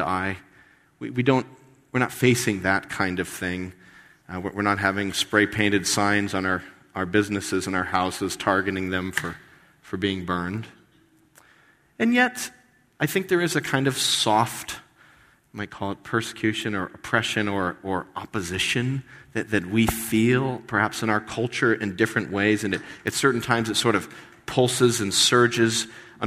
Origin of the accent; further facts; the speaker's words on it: United States; we as American Christians